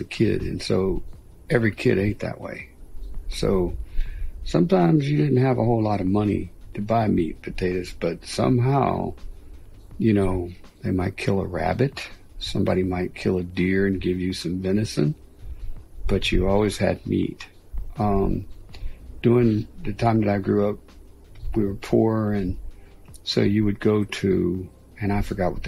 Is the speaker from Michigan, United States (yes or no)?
no; Pittsburgh, Pennsylvania, United States; moved away as an adult; Growing up in Pittsburgh, when you're from the East, and especially like Pittsburgh